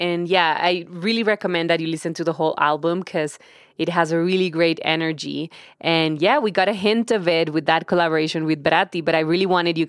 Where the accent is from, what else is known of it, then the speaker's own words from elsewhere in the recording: Monterrey, Nuevo León, Mexico; He's from my hometown, Monterrey.